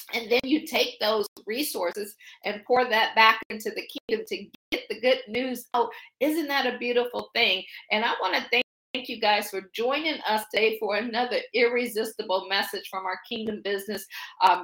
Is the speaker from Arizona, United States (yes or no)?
no; Akron, Ohio, United States; moved away as an adult; also born or lived in Washington, D.C. area / Baltimore / Boston / Pittsburgh; I'm from Akron. I always say I grew up shy, sheltered, in church basically 6 days a week